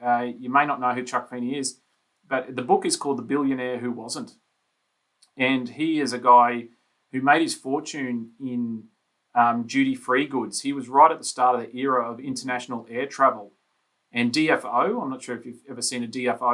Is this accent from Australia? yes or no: yes; Brisbane, Queensland, Australia; I grew up in Brisbane, on the south side of Brisbane